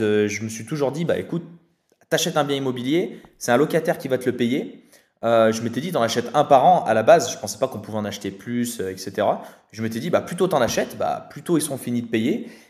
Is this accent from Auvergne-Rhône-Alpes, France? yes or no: yes; Saint-Étienne, Auvergne-Rhône-Alpes, France; on vient de la région de Saint-Étienne avec Anthony